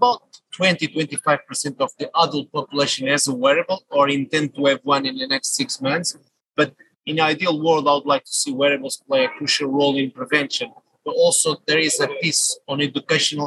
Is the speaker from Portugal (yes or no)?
yes; Portugal; moved away as an adult; now in United Kingdom; I'm a Portuguese national, I would say global citizen, based in UK for the last 21 years.